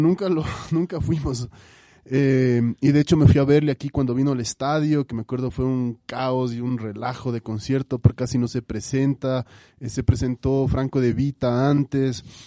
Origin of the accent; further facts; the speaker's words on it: Quito, Pichincha, Ecuador; un quiteño ecuatoriano eh, orgulloso de sus raíces